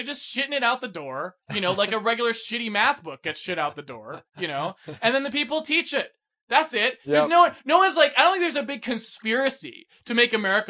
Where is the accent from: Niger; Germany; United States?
United States; East Coast; Since I grew up on the East Coast, where you have all of this history